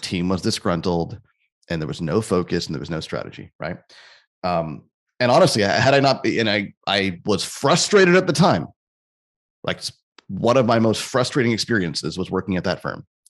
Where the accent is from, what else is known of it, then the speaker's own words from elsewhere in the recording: Canada; I'm Canadian, too